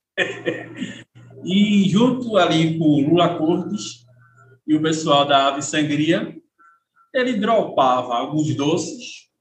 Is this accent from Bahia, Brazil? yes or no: no; Pernambuco, Brazil; como bom pernambucano